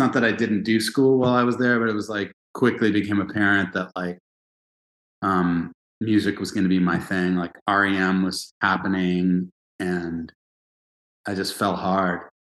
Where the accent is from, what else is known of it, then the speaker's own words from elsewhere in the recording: Los Angeles, California, United States; also born or lived in Princeton; I grew up in L.A. I'm a SoCal